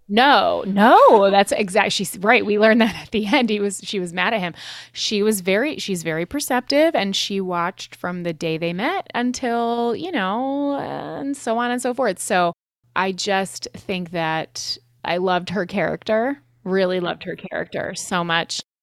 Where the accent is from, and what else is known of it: Connecticut, United States; born or raised there; moved away